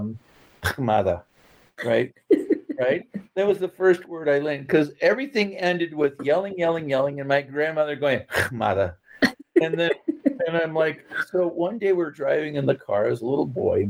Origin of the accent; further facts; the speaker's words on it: Santa Barbara, California, United States; I grew up in Santa Barbara